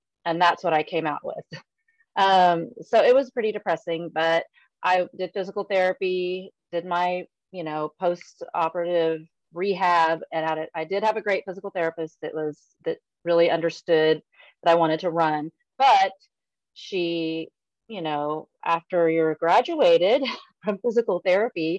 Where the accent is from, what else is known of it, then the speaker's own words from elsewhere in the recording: San Antonio, Texas, United States; moved away as an adult; now in Allen, Texas, United States; I'm from San Antonio. That's where my heart is. That's my hometown